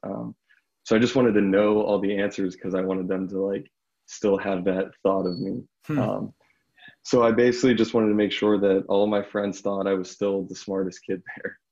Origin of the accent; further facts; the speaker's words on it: Bethel Park, Pennsylvania, United States; I'm from Bethel Park, Pennsylvania, which is just south of Pittsburgh, basically a suburb